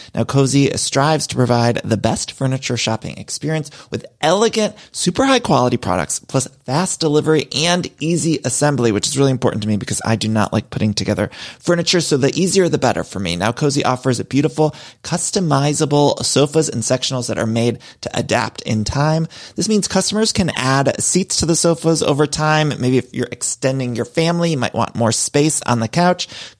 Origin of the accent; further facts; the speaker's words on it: Midwest, United States; I'm a Midwesterner.